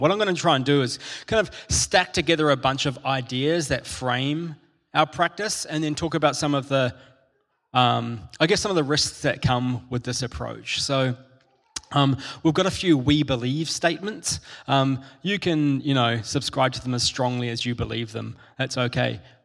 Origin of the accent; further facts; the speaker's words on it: New Zealand; I'm a Kiwi, and um, I grew up with, um, in, in, school, and particularly in primary school, I had lots of Māori friends who are the indigenous people of New Zealand